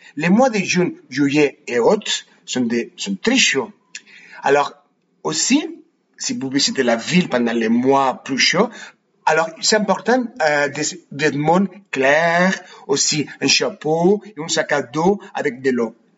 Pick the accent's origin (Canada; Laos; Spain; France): Spain; Barcelona, Catalonia; French is a second language; je suis né et j'habite à Barcelone